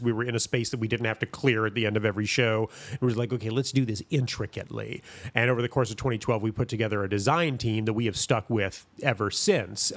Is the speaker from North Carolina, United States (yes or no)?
yes; Greensboro, North Carolina, United States; born or raised there; also born or lived in Milwaukee, Wisconsin